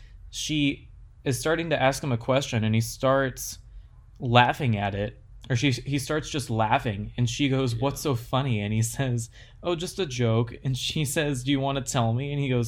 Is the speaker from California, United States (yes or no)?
yes; Placerville, California, United States; accent: Western; I'm from Placerville. I can talk like a Western person.